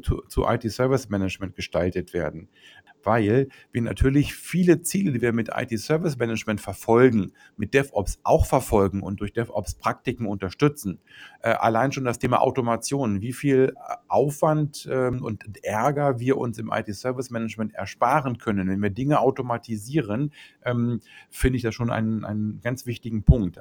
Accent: Germany; bei uns in Deutschland

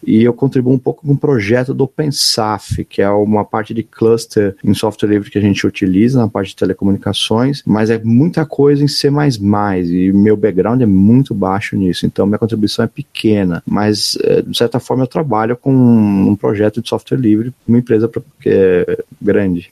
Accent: São Paulo, Brazil; moved away; also born or lived in Florianópolis; me formei com os manezinhos da ilha mas sou de São Paulo

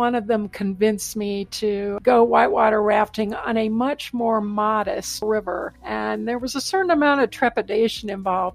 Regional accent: Raleigh, North Carolina, United States; So I'm a native North Carolinian. I grew up in Raleigh.

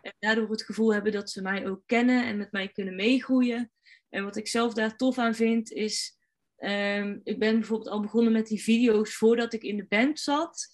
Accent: North Brabant, Netherlands; als Brabander

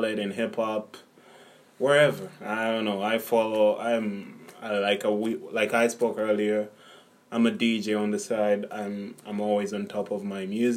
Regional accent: Uganda; now in Canada; I'm originally from Uganda. Been in Canada 5 years

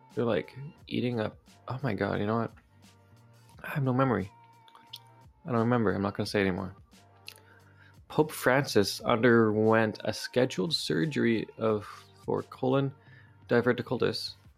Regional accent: Vancouver, British Columbia, Canada; I'm from the Metro Vancouver area

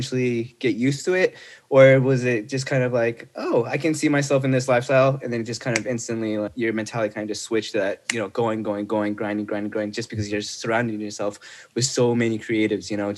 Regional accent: Irvine, California, United States; moved away as an adult; now in New York City, United States; I grew up in Irvine

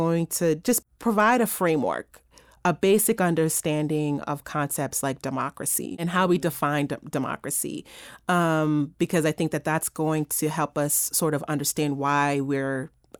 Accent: New York, United States; I'm a New Yorker

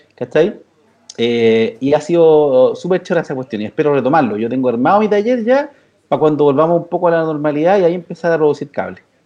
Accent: Chile; los chilenos acá

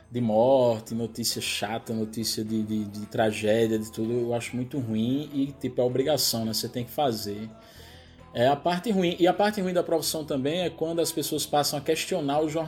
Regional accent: Northeast Region, Brazil; accent: mix of Pernambuco and Paraíba; de ter meu sotaque do jeito que ele é, que é uma mistura de Pernambuco, Paraíba, falsificada, um negócio desmantelado.

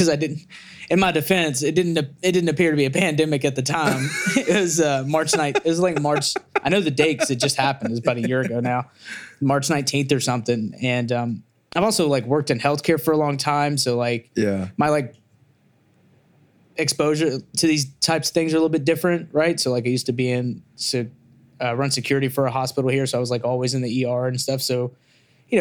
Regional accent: Memphis, Tennessee, United States; now in Nashville, United States; I come from Memphis, so I come from a family of let's just call them hustlers

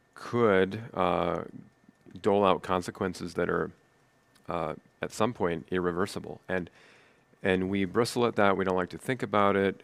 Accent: Nebraska, United States; moved away as an adult; also born or lived in East Coast; being a native Nebraska person

